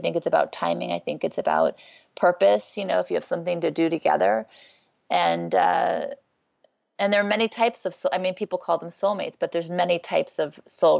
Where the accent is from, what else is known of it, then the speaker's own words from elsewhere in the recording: Thibodaux, Louisiana, United States; born there; also born or lived in New Orleans; I was born in Thibodaux, Louisiana. I lived in New Orleans. I was not raised in a religious home